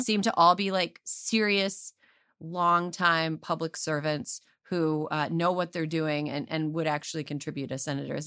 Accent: California, United States; as a Californian, as a California voter

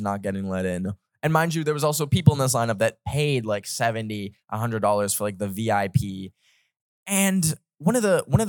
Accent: Canada; I don't know what Fahrenheit is because I'm Canadian

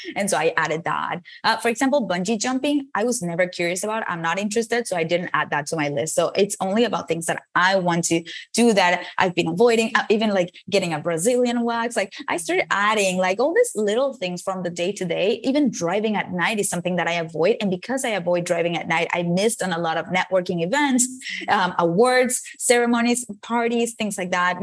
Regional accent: Venezuela; English is a second language; moved away as an adult; now in United States; I moved from Venezuela, where I was born, to the United States to study a career in advertising.

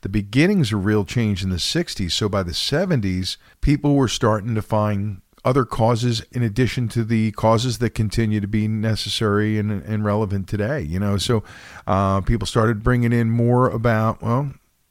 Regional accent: Philadelphia, Pennsylvania, United States; right here in my hometown where I was born, Philadelphia

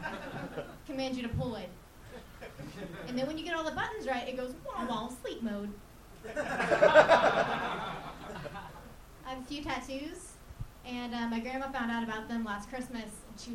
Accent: Orlando, Florida, United States; I'm from Orlando.

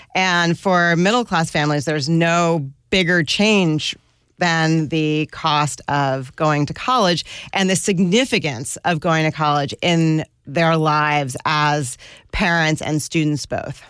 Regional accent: suburbs around New York, United States; also born or lived in northern New Jersey / Westchester; I grew up, uh, in different suburbs around New York. My dad lived in northern New Jersey and my mom lived in Westchester, and I commuted to the Bronx for school

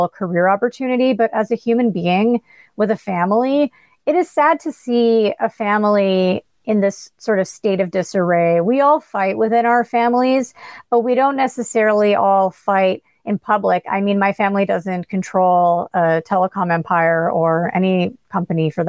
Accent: Canada; as a Canadian

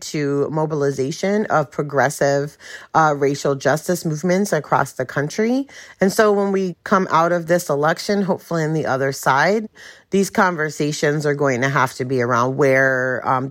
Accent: New York City, New York, United States; now in Charlotte, United States; I'm originally from Brooklyn, New York, but I live in Charlotte, North Carolina

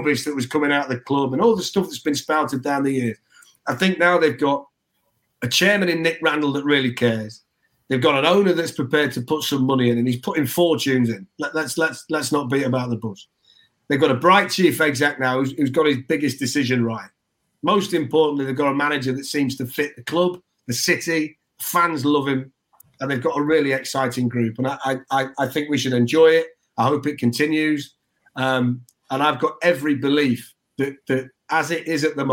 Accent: Nottingham, East Midlands, United Kingdom; I'm from Nottingham

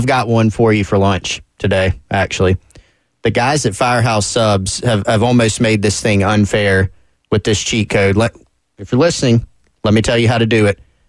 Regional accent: Anderson, South Carolina, United States; I'm from Anderson.

